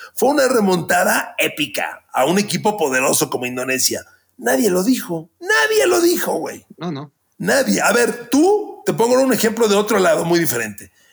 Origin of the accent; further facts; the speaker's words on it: Ecatepec, State of Mexico, Mexico; de Catepec, por cierto, de donde soy yo, donde nací